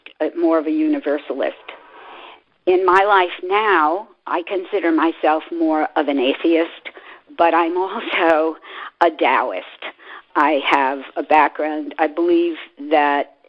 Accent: New York, United States; I was raised in New York

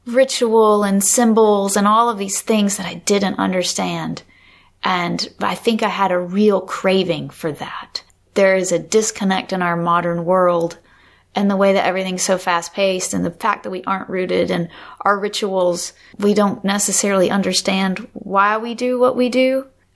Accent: the South, United States; I think there was that spiritual, especially growing up in the South, and the whole Pentecostal or that sort of tradition where people would wade in the water.

